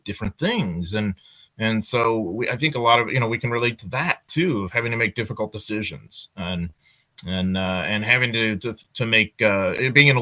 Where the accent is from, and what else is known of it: United States